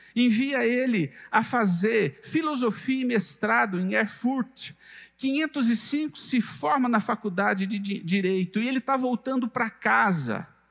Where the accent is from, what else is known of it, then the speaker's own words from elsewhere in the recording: São Paulo, Brazil; moved away as an adult; now in Goiânia, Brazil; eu sou do estado de São Paulo, esse é o meu quarto ano aqui em Goiânia